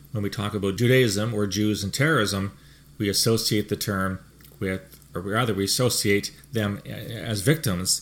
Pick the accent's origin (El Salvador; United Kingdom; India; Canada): Canada; Speaking as a Canadian